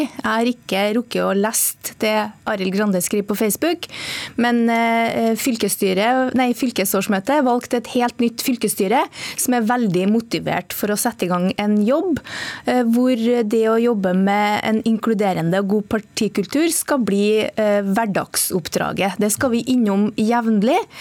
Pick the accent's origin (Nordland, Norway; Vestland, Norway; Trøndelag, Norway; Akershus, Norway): Trøndelag, Norway; Der jeg kommer fra i Nord-Trøndelag